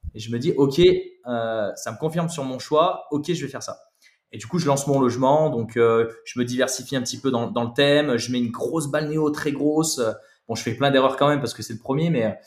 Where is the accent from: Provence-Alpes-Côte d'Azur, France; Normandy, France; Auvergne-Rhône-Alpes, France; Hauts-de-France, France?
Auvergne-Rhône-Alpes, France; Saint-Chamond; also born or lived in Saint-Étienne; nous on vient de, de Saint-Etienne, donc voilà, plus belle ville de France